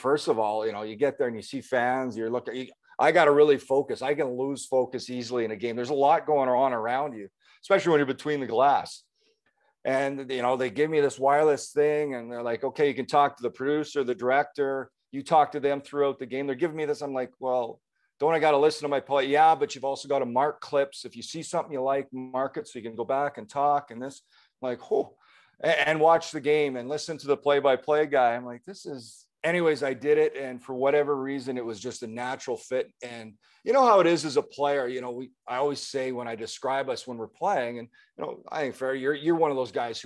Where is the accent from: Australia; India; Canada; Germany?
Canada; Manitoba; my home province